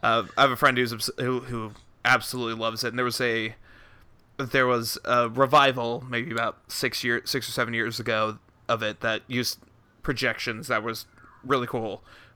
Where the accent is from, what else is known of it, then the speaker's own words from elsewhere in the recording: Texas, United States; And I'm a Texan